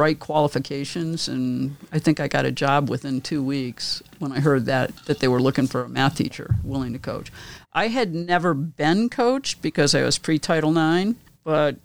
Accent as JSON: {"language": "English", "town": "Dearborn", "region": "Michigan", "country": "United States", "tie": "born or raised there", "said": "I grew up in Dearborn, Michigan, Ford country, and love Michigan."}